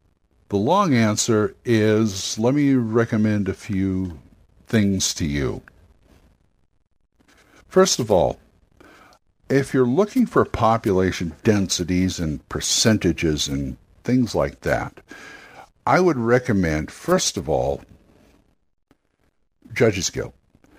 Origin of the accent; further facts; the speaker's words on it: Los Angeles, California, United States; moved away; I'm a Californian boy myself. I'm from L.A., and I get real homesick